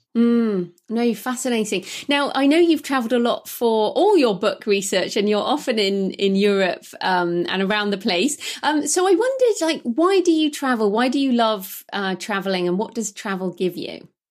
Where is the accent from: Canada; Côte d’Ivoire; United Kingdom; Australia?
United Kingdom; I'm British